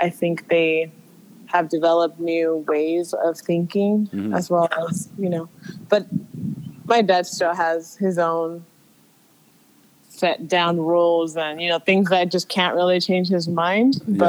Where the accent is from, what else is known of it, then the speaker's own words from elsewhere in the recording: San Jose, California, United States; I was born here in California.